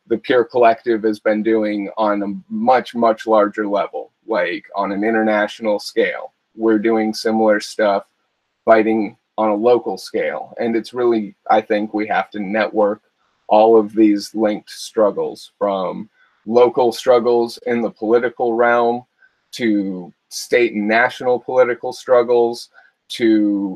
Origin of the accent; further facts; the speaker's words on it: Calaveras County, California, United States; I'm from Calaveras County